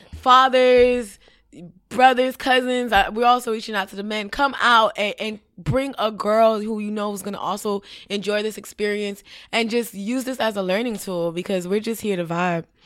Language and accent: English; Miami, Florida, United States; I grew up in Little Haiti with the school in South Miami.